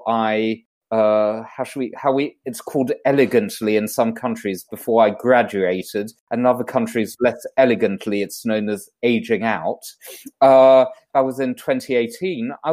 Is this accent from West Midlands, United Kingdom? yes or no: no; London, United Kingdom; now in Monaco; So I was originally born in London, UK, which you may be able to tell by my accent